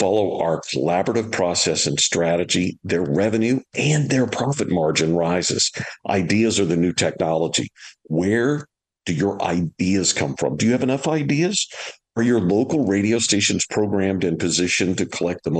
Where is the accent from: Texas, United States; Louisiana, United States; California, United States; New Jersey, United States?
Louisiana, United States; we're both from Louisiana